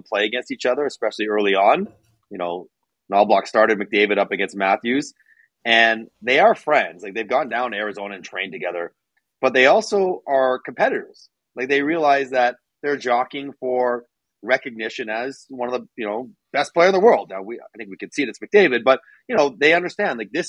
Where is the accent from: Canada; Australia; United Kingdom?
Canada; Toronto, Ontario; I am from Toronto